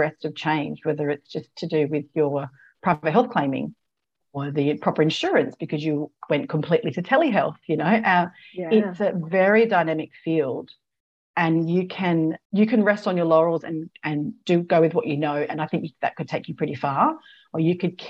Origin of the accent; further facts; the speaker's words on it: South Australia, Australia; also born or lived in Adelaide / London / Canada; I'm South Australian born. I was back in Adelaide, and I'd left by 21. So I was off traveling by 21. So in a couple of years out of school. So I didn't, and I'd grown up in a country town